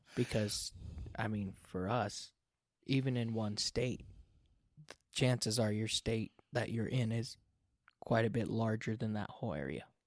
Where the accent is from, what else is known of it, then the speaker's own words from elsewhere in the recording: United States; I grew up in the United States